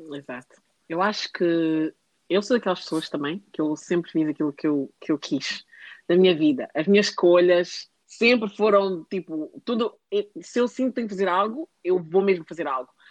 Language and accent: Portuguese; Portugal; now in United Kingdom; eu não nasci num sítio, eu nasci em Portugal.